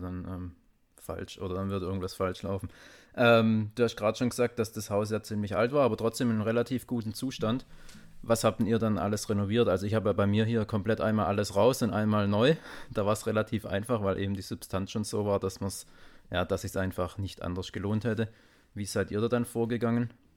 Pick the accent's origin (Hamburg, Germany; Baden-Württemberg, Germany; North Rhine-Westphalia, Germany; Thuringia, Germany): Baden-Württemberg, Germany; the Heilbronn area; now in Stuttgart, Germany; wir kommen ja aus, auch aus der Ecke